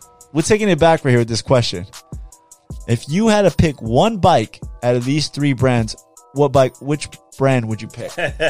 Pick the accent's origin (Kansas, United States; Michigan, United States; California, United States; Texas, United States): California, United States; Bell; also born or lived in Cudahy; In Bell.